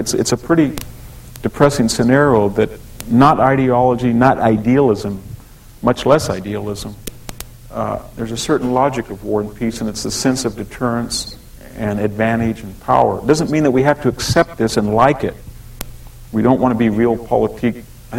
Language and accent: English; San Joaquin Valley, California, United States; I grew up in the San Joaquin Valley, very conservative place. I never met a person my age who was Jewish till I came to UC Santa Cruz.